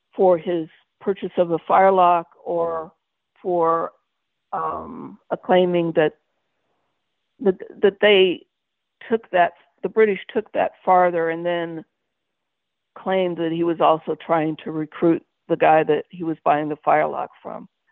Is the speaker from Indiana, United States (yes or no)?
yes; Terre Haute, Indiana, United States; also born or lived in Michigan; I was born in Michigan, but I was raised in Indiana, and that's where I call home, Terre Haute, Indiana.